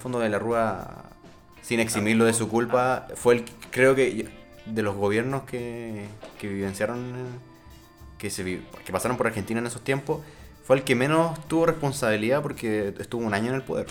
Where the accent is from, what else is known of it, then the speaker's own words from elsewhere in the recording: Rancagua, O'Higgins, Chile; yo soy de Rancagua